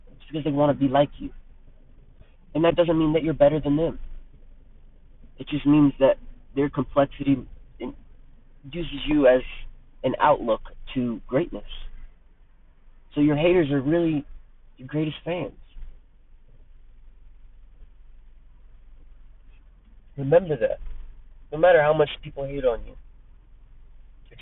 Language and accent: English; United States; I'm an American myself